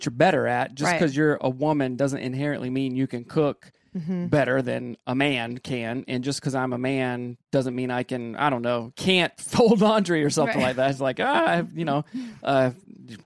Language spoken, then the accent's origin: English; South Carolina, United States; moved away as an adult; now in Seattle, United States; I also grew up in the South. I'm from South Carolina